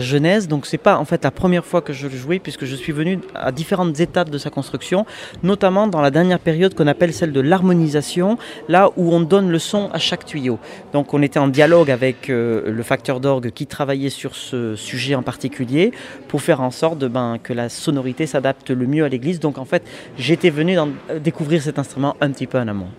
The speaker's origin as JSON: {"language": "French", "area": "Béarn", "region": "Nouvelle-Aquitaine", "country": "France", "tie": "born or raised there", "said": "je suis à 15 minutes à voiture en fait de, de mon village natal"}